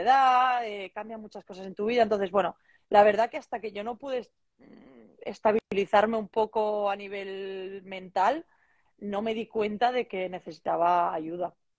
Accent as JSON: {"language": "Spanish", "town": "Barcelona", "region": "Catalonia", "country": "Spain", "moved": "yes", "lives_now": "Salamanca, Spain", "said": "soy una chica de Barcelona eh, de 30 años"}